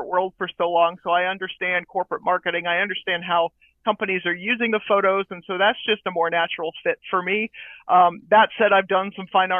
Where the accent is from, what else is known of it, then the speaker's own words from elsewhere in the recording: New Hampshire, United States; moved away as an adult; now in Florida, United States; I'm originally from New England, from New Hampshire, actually